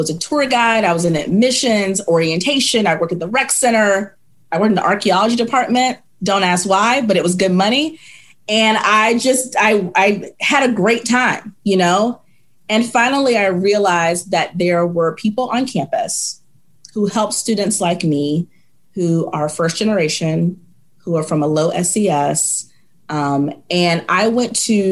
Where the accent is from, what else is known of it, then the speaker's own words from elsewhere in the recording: Virginia, United States; moved away as an adult; now in Nashville, United States; I'm from Virginia